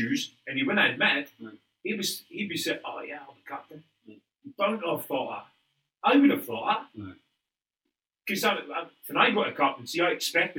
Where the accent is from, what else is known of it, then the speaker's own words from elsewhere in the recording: Scotland, United Kingdom; Being Scottish, you're never comfortable.